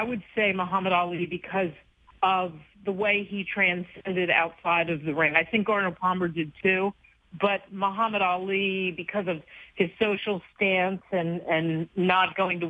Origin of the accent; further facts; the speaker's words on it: Canada; So frankly, when I was in Rio, I said, "I'm Canadian."